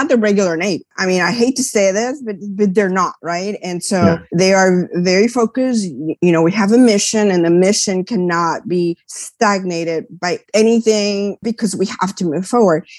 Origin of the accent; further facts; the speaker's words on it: Puerto Rico; also born or lived in New York; I grew up in Puerto Rico. So I was born in New York. My parents left when I was a year old. So I basically grew up in Puerto Rico.